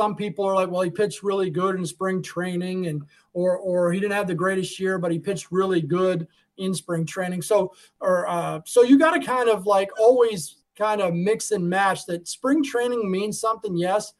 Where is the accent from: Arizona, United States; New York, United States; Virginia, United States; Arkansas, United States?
Arizona, United States; You know, when I grew up out in Arizona, you know, there wasn't many and it was hot and you went outside.